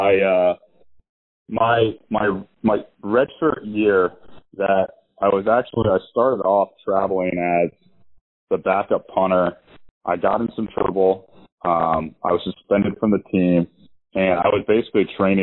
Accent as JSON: {"language": "English", "region": "Northern Virginia", "country": "United States", "said": "I'm from Northern Virginia, 45 minutes from College Park"}